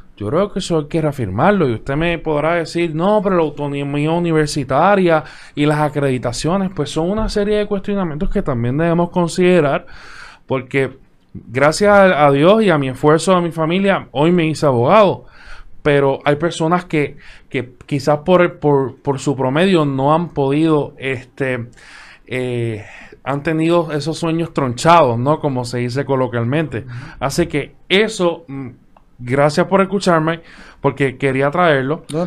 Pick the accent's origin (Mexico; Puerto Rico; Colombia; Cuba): Puerto Rico; desde el punto de vista de Puerto Rico, donde tenemos una cultura del bipartidismo